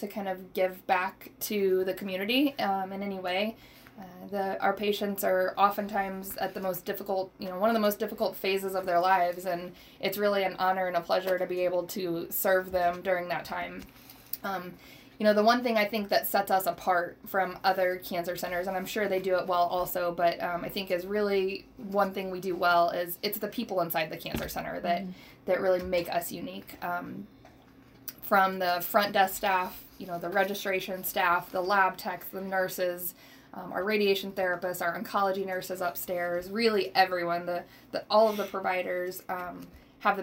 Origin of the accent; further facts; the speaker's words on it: Rolla, Missouri, United States; I am born and raised in Rolla, Missouri, homegrown, as they say